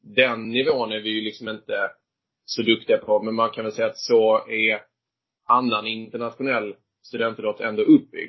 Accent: Viken, Skåne, Sweden; moved away as an adult; now in Stockholm, Sweden; uppväxt är jag i, uh, utanför Höganäs, uh, kommer från Viken från början

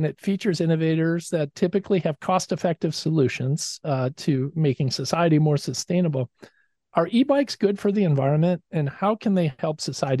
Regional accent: Chicago, Illinois, United States; I'm from Chicago

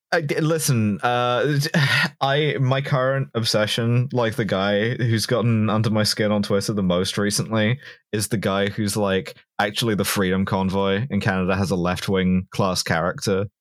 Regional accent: England, United Kingdom; as an English woman

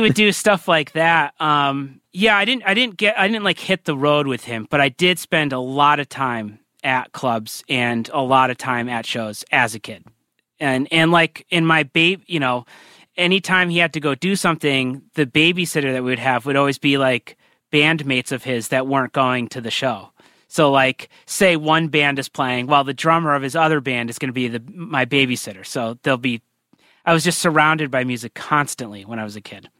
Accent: Burlington, Connecticut, United States; also born or lived in Poughkeepsie, New York / Richmond, Virginia; I grew up in Burlington, Connecticut, which is where I still am

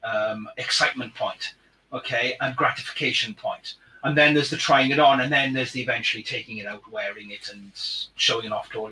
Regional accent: Wales, United Kingdom; accent: Welsh; my Welsh accent

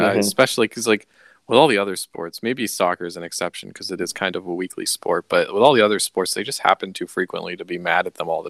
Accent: United States; I'm from the New York media market

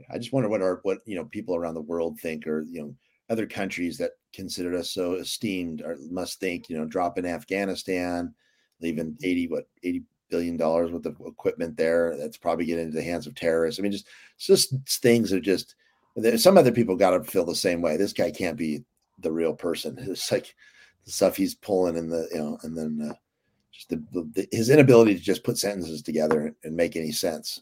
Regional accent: California, United States; we're Californians

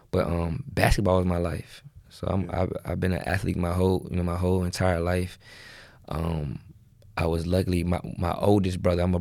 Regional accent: Richmond, Virginia, United States; I'm from Richmond, Virginia, mm-hmm. uh, inner city, um, you know, and everything that comes with the inner city, you know, the hood, drugs, mm-hmm. killing.

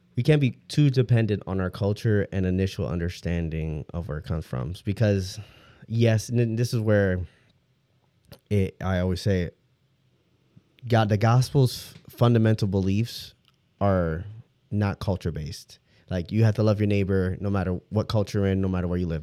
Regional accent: Detroit, Michigan, United States; moved away; I'm originally from Detroit

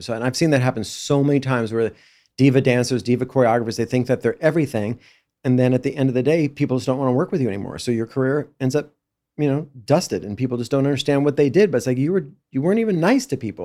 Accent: Los Angeles, California, United States; me growing up in Brentwood

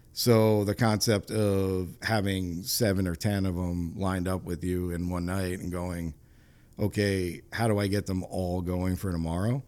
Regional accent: New York, United States; moved away as an adult; now in Rhode Island, United States; I grew up in New York and transplanted from New York

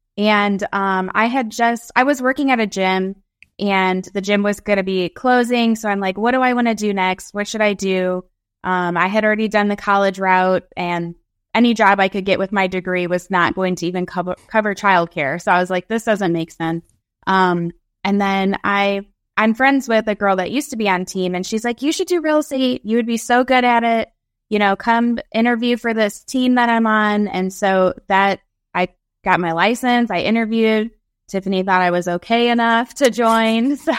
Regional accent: Indiana, United States; My husband did a few job switches, hardship tour to stay at Fort Campbell because we're originally from Indiana.

